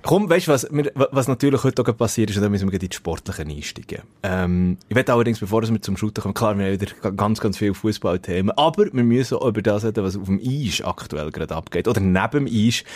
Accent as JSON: {"language": "German", "country": "Switzerland", "said": "als Schweizer"}